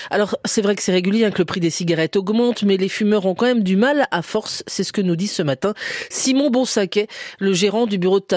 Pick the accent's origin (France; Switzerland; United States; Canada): France; Bourgogne-Franche-Comté; chez nous en Franche-Comté